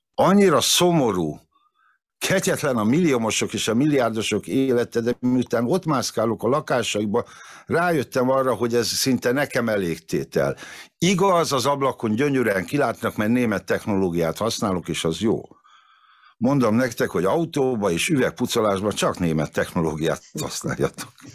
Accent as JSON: {"language": "Hungarian", "town": "Veszprém", "region": "Veszprém County", "country": "Hungary", "tie": "born or raised there", "also_born_or_lived": "Várpalota", "moved": "as an adult", "said": "Várpalotán születtem, de csak azért, mert ott vállalták a szülés, meg ott volt ismerős orvos, de lényegében mind a 18 évemet Veszprémbe töltöttem"}